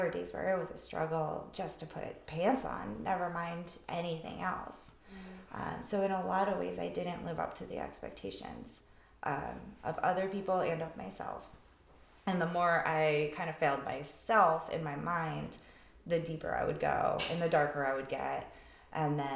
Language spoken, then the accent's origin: English; New England, United States; moved away as an adult; also born or lived in Nashville, Tennessee; what I grew up with in New England